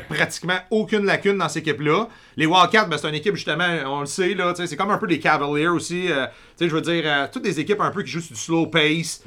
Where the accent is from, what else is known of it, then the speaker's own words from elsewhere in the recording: Quebec, Canada; en tant que Québécois